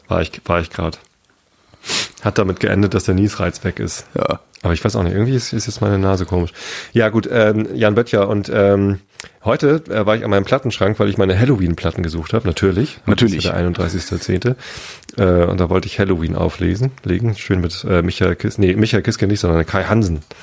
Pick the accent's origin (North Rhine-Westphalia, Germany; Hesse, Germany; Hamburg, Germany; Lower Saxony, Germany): Lower Saxony, Germany; Wistedt; moved away as an adult; now in Berlin, Germany; Mit Wistit, mit meinem Heimatdorf